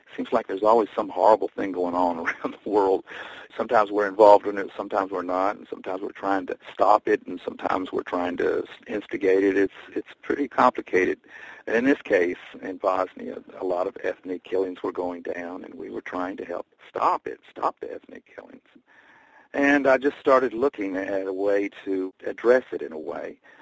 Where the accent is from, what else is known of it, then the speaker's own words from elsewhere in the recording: Bristol, Tennessee, United States; now in New York City, United States; My hometown is Bristol, Tennessee, and I consider that still my home